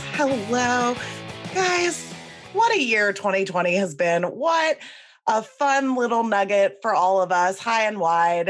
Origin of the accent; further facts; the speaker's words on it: New York, United States; I'm from New York